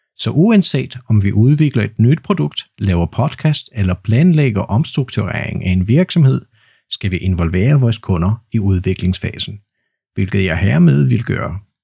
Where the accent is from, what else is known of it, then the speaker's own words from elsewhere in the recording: Poland; Danish is a second language; Jeg er vaskeægte polak, jeg er født og opvokset i Polen, og jeg bor i Poznan